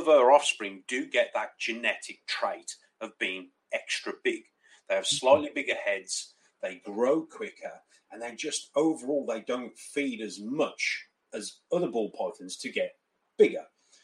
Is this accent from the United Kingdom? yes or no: yes; United Kingdom; I am from the UK.